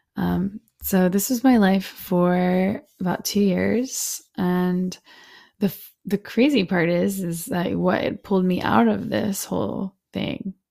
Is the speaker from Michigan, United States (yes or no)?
no; Alamance County, North Carolina, United States; I come from Alamance County, North Carolina